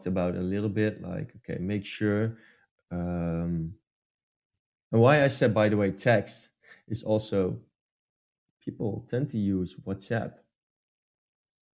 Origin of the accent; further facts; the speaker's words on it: Netherlands; English is a second language; English is also not my main language as well. I'm from the Netherlands